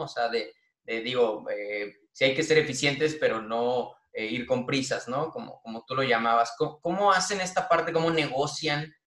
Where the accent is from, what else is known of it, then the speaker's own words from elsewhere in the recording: Irapuato, Guanajuato, Mexico; yo soy de Irapuato, Guanajuato